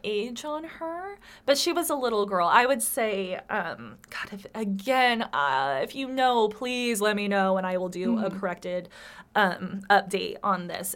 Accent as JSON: {"language": "English", "country": "United States", "tie": "born or raised there", "said": "I am an American. I have been here all my life, born and raised"}